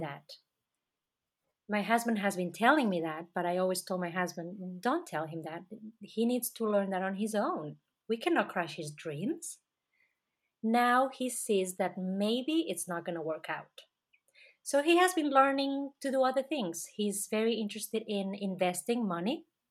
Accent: Catalonia, Spain; moved away; my passport says that I am from Spain, but that's because my country, um, Catalonia, was conquered by Spain.

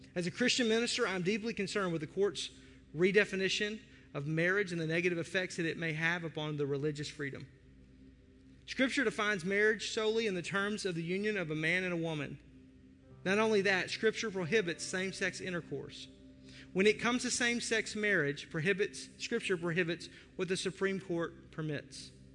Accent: United States; As an American

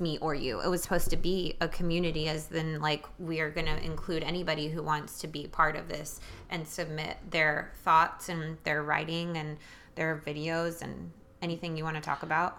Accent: New York City, New York, United States; now in Nashville, United States; I was born in New York City and I grew up with a family of immigrants

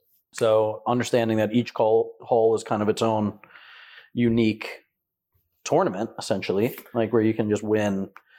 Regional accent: New Jersey, United States; from Jersey.

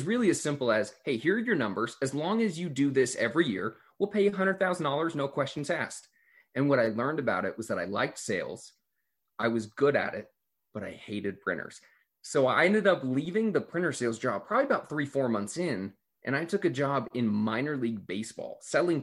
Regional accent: Glendale, California, United States; I grew up in Los Angeles, California, a little suburb called Glendale

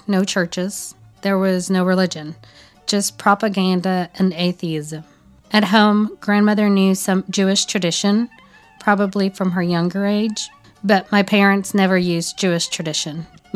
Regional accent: Kharkiv, Kharkiv Oblast, Ukraine; English is a second language; moved away as an adult; now in Nashville, United States; I was born in Kharkov City. It's a big industrial city in the Ukraine

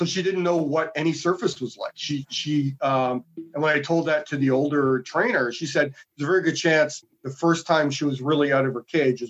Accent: Winnipeg, Manitoba, Canada; moved away as an adult; also born or lived in Calgary; now in Toronto, Canada; So I was born and raised in Winnipeg. I came to Ontario for Sheridan and I stayed

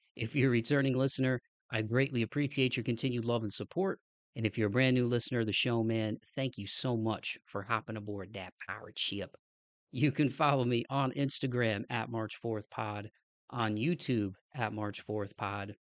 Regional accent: Toledo, Ohio, United States; my hometown of Toledo

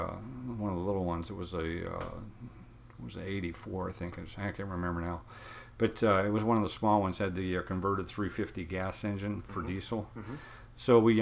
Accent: Indiana, United States; I grew up out in Indiana

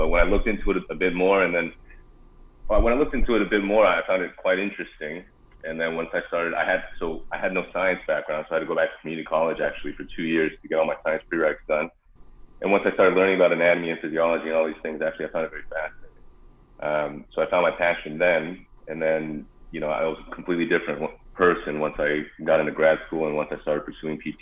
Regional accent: Arcadia, California, United States; also born or lived in Davis, California; I grew up in Southern California, in Arcadia, California

